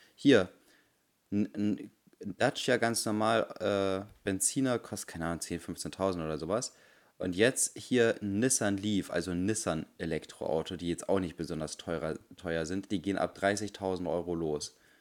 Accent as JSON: {"language": "German", "region": "Bremen", "country": "Germany", "said": "bei uns in Bremen"}